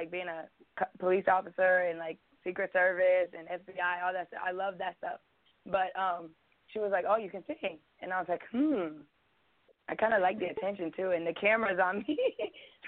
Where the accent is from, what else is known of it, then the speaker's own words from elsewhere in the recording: Bloomington, Indiana, United States; I was born in Marion County, Indianapolis. And they took me to Bloomington